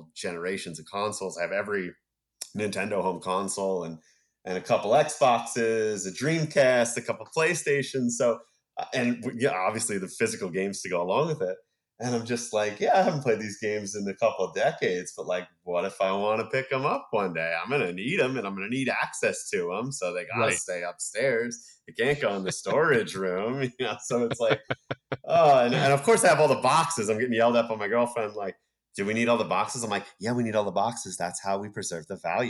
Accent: Rutherford, New Jersey, United States; I grew up in Rutherford, New Jersey

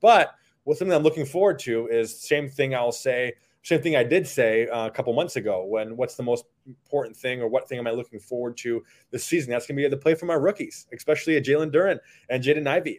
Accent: Upper Peninsula of Michigan, United States; I'm from Upper Michigan, and all of us up there cheer for the Packers

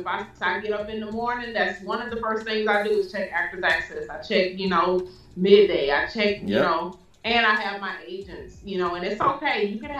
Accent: Houston, Texas, United States; moved away as an adult; now in Atlanta, United States; I'm also doing one in Houston, my hometown.

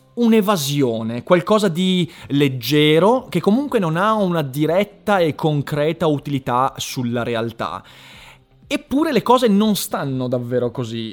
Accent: Vicenza, Veneto, Italy; a me che sono un vicentino di 13 anni

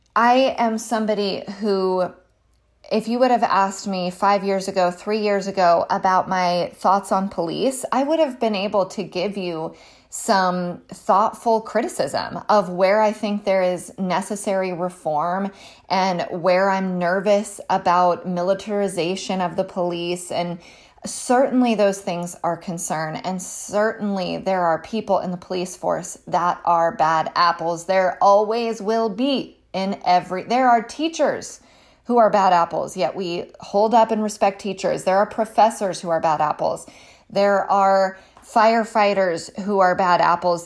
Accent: California, United States; I'm a Californian, um, by birth

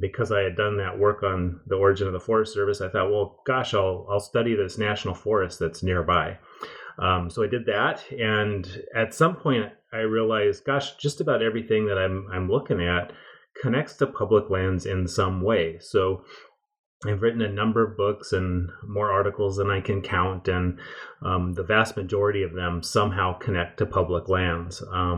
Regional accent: Washington, United States; Yeah, well, I grew up in the Pacific Northwest, about 40 miles north of Seattle

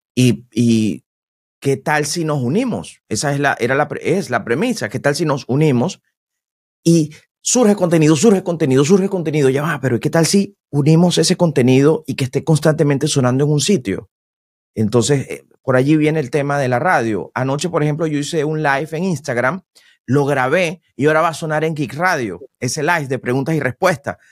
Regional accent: Venezuela; moved away as an adult; now in United States; yo soy locutor y vengo de Venezuela

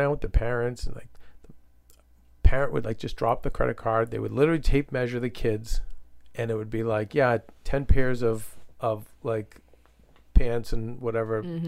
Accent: Medford, United States; we grew up in Medford.

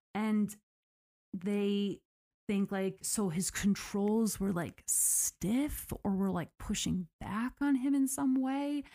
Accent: United States; I am that American

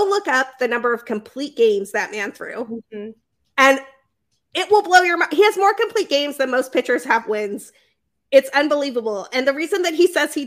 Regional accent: Utah, United States; moved away as an adult; now in Chicago, United States; I grew up in Utah

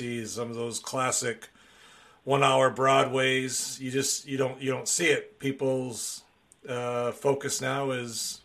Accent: Wisconsin, United States; I'm from Wisconsin

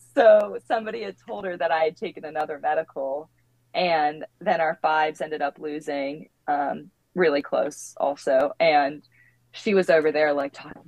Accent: Virginia Beach, Virginia, United States; moved away; I'm from Virginia Beach. Um, so I grew up at the beach

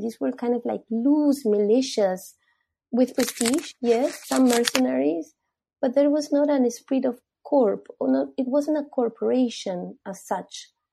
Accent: Peru; I'm from Peru. I was born there

